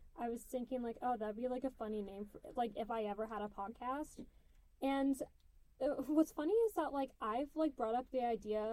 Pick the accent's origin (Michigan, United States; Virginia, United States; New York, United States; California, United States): California, United States; Bay Area; I'm from the Bay Area.